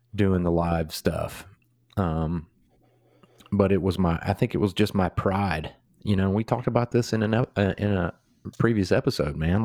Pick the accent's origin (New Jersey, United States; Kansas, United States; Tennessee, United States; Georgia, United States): Georgia, United States; we've obviously born and raised in Georgia, you know, our roots are deep here